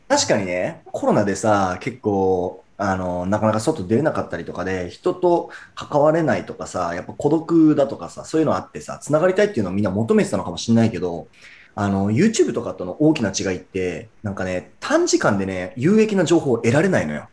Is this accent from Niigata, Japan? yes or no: yes; Murakami, Niigata, Japan; 僕、新潟県の村上市出身なんですけ